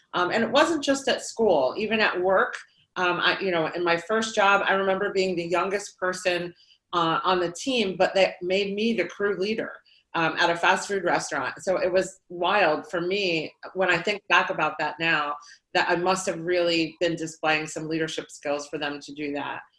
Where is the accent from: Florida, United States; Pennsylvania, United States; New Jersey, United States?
Pennsylvania, United States; Lehigh Valley; I grew up here in the Lehigh Valley, um, and I've lived, stayed in the Lehigh Valley my entire life